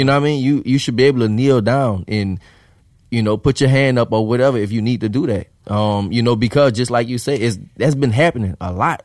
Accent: New Orleans, Louisiana, United States; I grew up in the hood. I was from New Orleans.

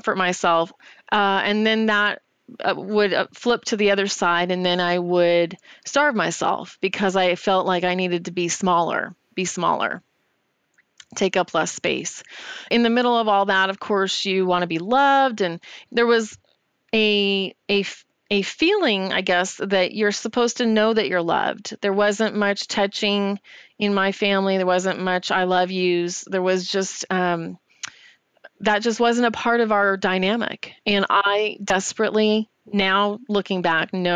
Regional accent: Yucaipa, California, United States; I'm originally from Yucaipa, California, which is a relatively small town

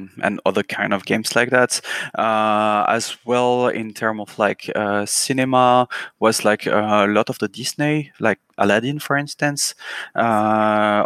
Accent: Brittany, France; English is a second language; I'm from Bretagne in France

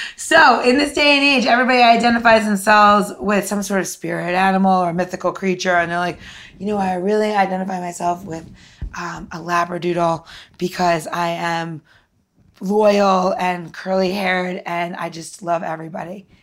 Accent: New York, United States; I'm from New York

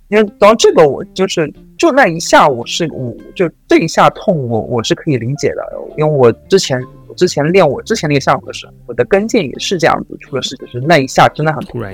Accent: China; 我们作为一个中国人

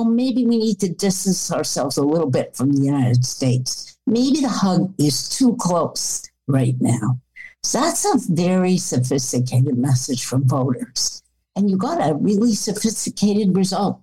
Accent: Canada; as a Canadian

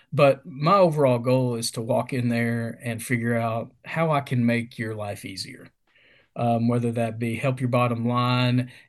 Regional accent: Mount Sterling, Kentucky, United States; born and raised in a small town in Kentucky called Mount Sterling

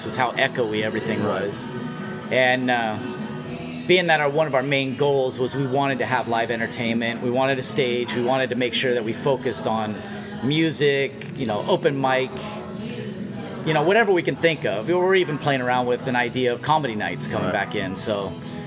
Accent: Vista, California, United States; also born or lived in San Diego / Chico; I keep saying born and raised in Vista, but I was born in San Diego. I was 2 weeks old when I moved to Vista.

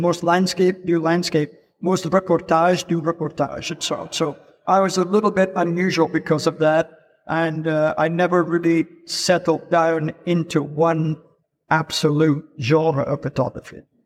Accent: Edinburgh, Scotland, United Kingdom; moved away as an adult; also born or lived in London; I'm Scottish. I'm not American. I'm Scottish. I was born in Edinburgh.

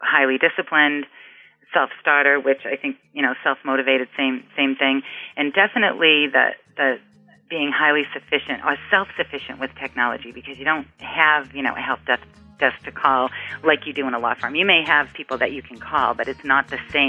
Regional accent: Boston, Massachusetts, United States; accent: Boston; my Boston accent

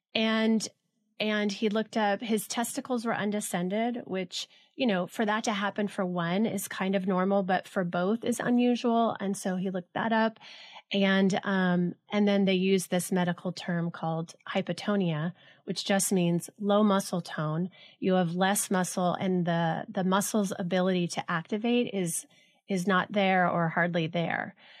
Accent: Los Alamitos, California, United States; born or raised there; also born or lived in Los Angeles

